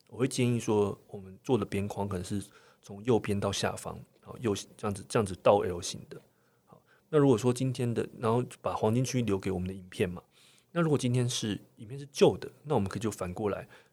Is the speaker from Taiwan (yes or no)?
yes; Taiwan; 是因为我们台湾人在观影模式上面被我们的新闻台训练非常非常的非常良好